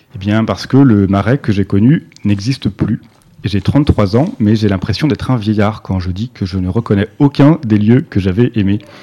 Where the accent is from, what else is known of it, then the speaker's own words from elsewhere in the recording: Yvelines, Île-de-France, France; also born or lived in Eastern Paris; now in Paris, France; J'ai grandi dans les Yvelines, dans un quartier tranquille où on m'a jamais insulté